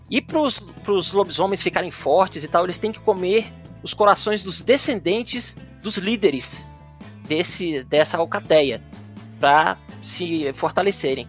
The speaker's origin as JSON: {"language": "Portuguese", "town": "Belo Horizonte", "region": "Minas Gerais", "country": "Brazil", "said": "aqui na minha terra, Belo Horizonte, Minas Gerais."}